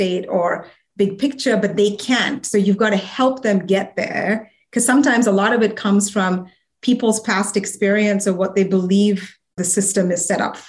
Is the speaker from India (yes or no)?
yes; India; as a woman growing up in India